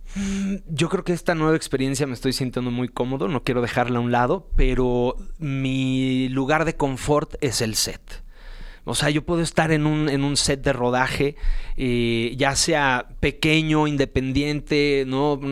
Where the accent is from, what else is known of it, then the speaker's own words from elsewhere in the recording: Mexico City, Mexico; yo nací aquí en la Ciudad de México